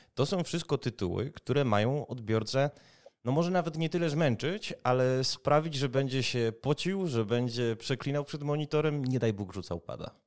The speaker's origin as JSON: {"language": "Polish", "town": "Kraków", "region": "Lesser Poland", "country": "Poland", "tie": "born or raised there", "said": "jako rodowity Krakus"}